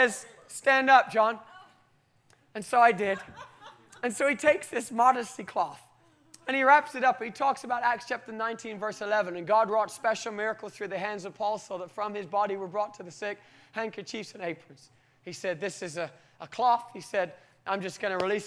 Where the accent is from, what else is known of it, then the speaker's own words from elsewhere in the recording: United Kingdom; I'm typically British